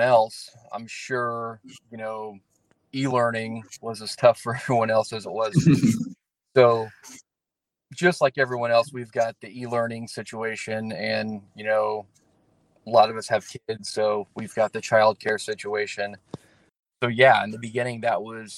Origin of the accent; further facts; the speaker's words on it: Morgantown, Indiana, United States; I am from Morgantown, Indiana. I grew up in the Brown County area.